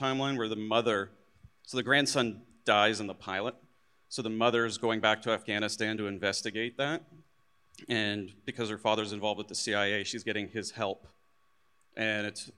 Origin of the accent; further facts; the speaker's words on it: Canada; when I was in high school, I'm Canadian, I was in the Air Cadets